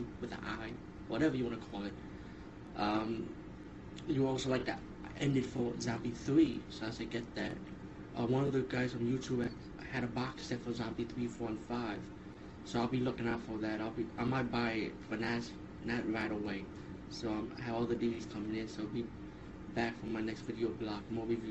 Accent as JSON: {"language": "English", "town": "New York City", "region": "New York", "country": "United States", "said": "As a New Yorker"}